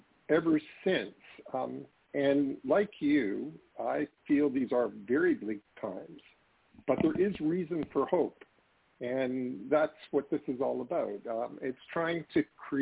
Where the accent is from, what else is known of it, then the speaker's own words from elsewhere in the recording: Canada; I'm a Canadian